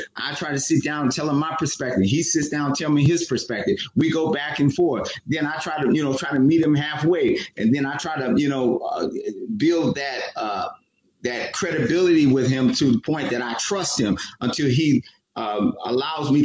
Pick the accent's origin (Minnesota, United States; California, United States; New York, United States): California, United States; Oakland; Matt and I grew up in Oakland